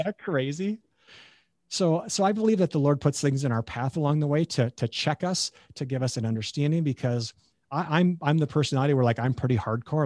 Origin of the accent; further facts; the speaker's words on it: Beulah, North Dakota, United States; moved away as an adult; also born or lived in Nebraska; being a North Dakotan